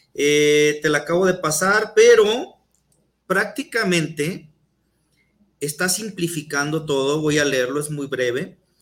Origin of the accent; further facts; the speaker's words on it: Mexico; idiosincrasia que tenemos como mexicanos